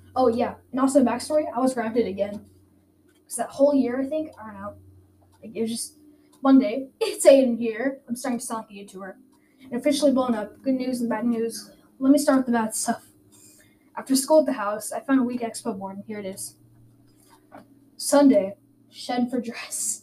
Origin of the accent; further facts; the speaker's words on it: Garland, Texas, United States; also born or lived in Sonterra / Seacrest; I was born in Garland, Texas, in in 2009